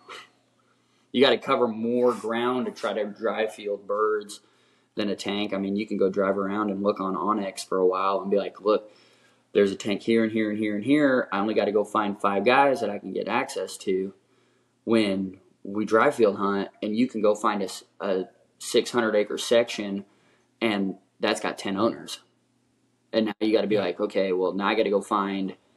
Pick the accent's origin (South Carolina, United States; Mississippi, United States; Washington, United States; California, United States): California, United States; Oakland; moved away; I grew up right outside of Oakland, California